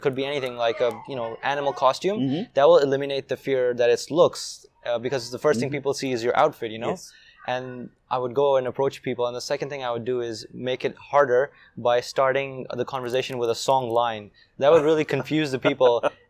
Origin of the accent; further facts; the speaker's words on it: Saudi Arabia; also born or lived in Pakistan; So I'm originally from Pakistan, but I was raised in Saudi Arabia.